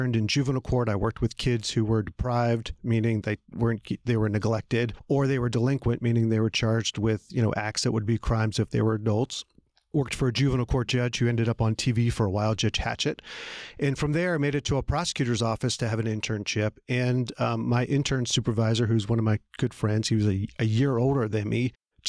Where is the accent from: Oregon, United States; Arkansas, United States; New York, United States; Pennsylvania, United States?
Pennsylvania, United States; Philadelphia; now in Atlanta, United States; Well, like you, I grew up outside of Philadelphia. I came to Atlanta when I was 18 to go to college and basically stayed in the South ever since then.